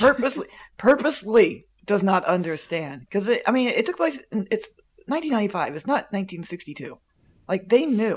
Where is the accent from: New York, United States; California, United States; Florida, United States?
Florida, United States; near Plant City; I grew up near Plant City, Florida, which is where the strawberry festival in Florida is